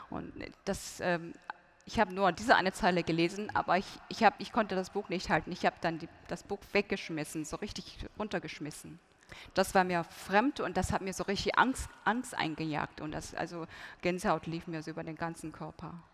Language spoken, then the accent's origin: German; North Korea; German is a second language; wenn man geboren wird in Nordkorea, ähm, von Grund von Kindesbeinen an, Grundschule, ähm, Kindergarten, Grundschule, Mittelschule, ähm, man lernt nur einfach die Ideologie, Juche-Ideologie